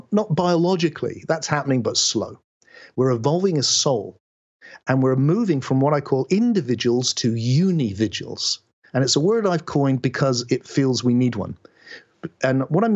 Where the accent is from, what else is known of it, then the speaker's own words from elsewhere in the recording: West Country, South West England, United Kingdom; I speak in this way because I was born in England in the West Country.